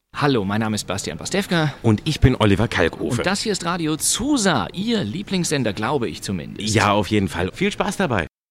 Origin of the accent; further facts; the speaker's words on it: Hamburg, Germany; Ich komme eigentlich aus Hamburg